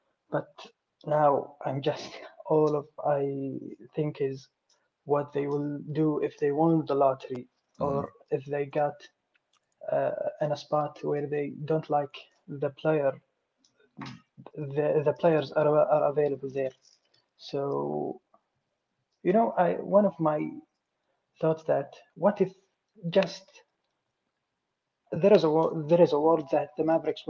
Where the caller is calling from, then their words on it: Saudi Arabia; English is a second language; Saudi Arabia.